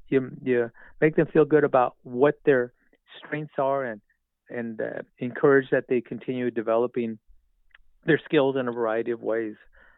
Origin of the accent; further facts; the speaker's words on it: Riverside, California, United States; growing up in Casablanca